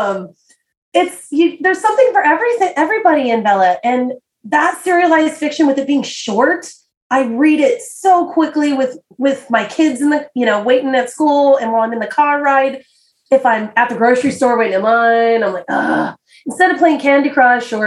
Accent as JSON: {"language": "English", "country": "United States", "said": "I'm an American"}